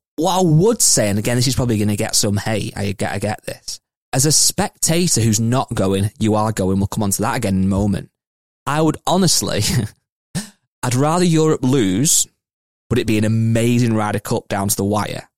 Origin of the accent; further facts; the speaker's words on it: England, United Kingdom; I'm English, British